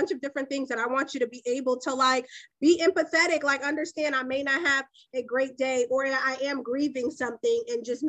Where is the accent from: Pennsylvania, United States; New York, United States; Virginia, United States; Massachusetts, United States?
Massachusetts, United States; Boston; I'm from Boston